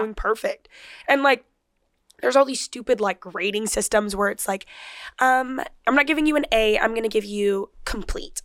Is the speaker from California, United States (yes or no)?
yes; Rancho Cucamonga, California, United States; I grew up in Rancho Cucamonga